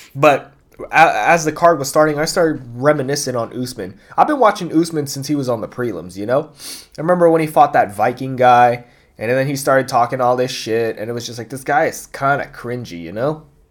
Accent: Bay Area, California, United States; growing up in the Bay Area

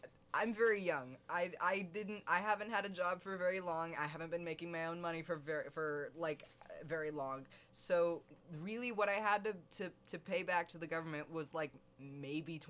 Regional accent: United States; I'm American. I've always been an American

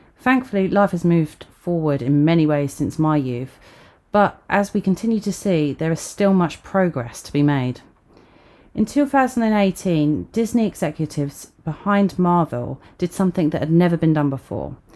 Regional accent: Sussex, South East England, United Kingdom; As a young mixed race girl growing up in Sussex during the 90s

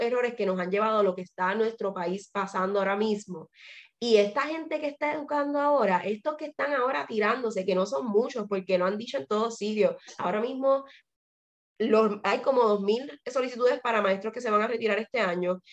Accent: Puerto Rico; moved away as an adult; yo salí corriendo de Puerto Rico

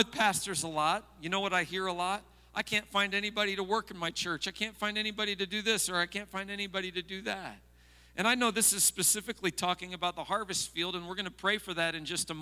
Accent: United States; as an American

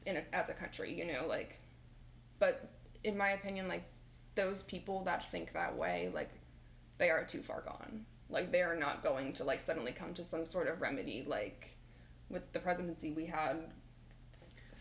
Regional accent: rural Pennsylvania, United States; moved away as an adult; now in Philadelphia, United States; where I'm from in, like, the middle of nowhere, PA

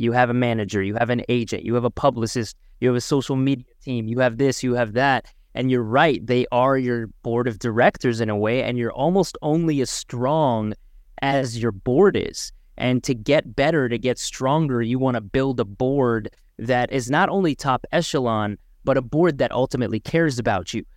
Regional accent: Markham, Ontario, Canada; Alex and I grew up in Markham, the Greater Toronto Area

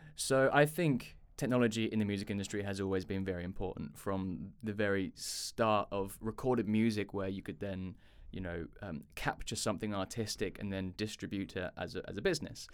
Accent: Chichester, South East England, United Kingdom; also born or lived in London; I'm from the U K, a little, uh, town called Chichester on the south coast of England

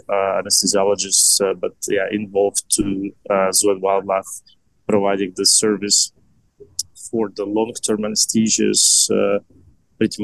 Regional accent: Estonia; I'm originally from Estonia, and I lived all my life

